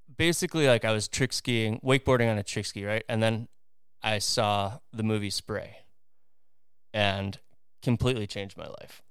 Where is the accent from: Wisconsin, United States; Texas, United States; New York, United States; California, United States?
Wisconsin, United States; Twin Lakes; now in Orlando, United States; I grew up in Twin Lakes, Wisconsin, which is, uh, right in between Chicago and Milwaukee, next to Lake Geneva